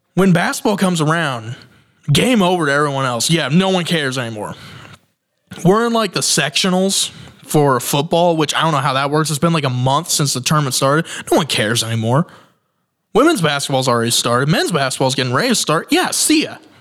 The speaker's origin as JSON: {"language": "English", "town": "Shelbyville", "region": "Indiana", "country": "United States", "tie": "born or raised there", "said": "essentially my hometown. I was born in that town"}